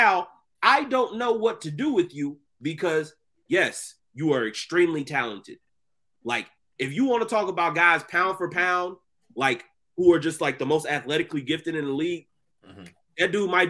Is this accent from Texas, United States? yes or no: yes; Texas, United States; somebody who was born and raised in Texas